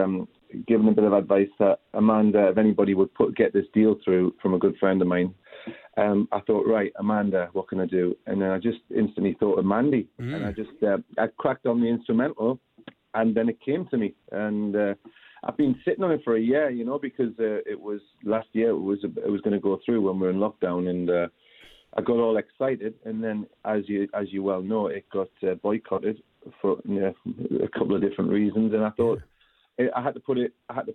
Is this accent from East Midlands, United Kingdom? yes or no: no; Newcastle upon Tyne, North East England, United Kingdom; moved away as an adult; also born or lived in Mallorca, Spain; as a Geordie